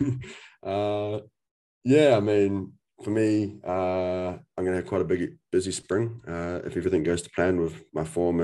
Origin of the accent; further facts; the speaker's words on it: New Zealand; we're both from New Zealand